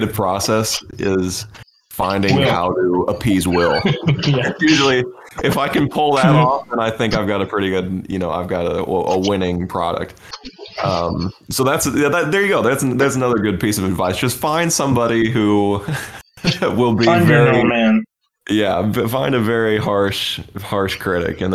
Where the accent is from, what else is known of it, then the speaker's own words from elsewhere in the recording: St. Joseph, Missouri, United States; now in Springfield, United States; I live in Springfield, Missouri now. I come from St. Joseph, Missouri.